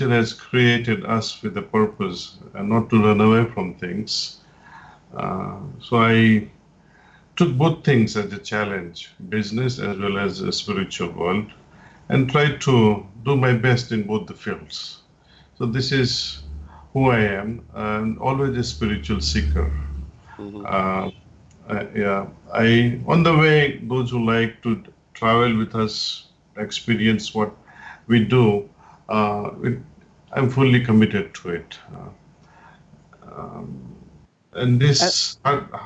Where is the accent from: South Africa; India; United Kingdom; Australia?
India; moved away as an adult; also born or lived in New York, United States / California, United States; I was born in India